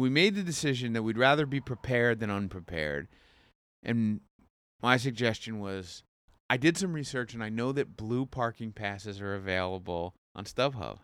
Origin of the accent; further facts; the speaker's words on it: Jackson, New Jersey, United States; also born or lived in Curacao / Asbury Park, New Jersey; I'm from Jackson.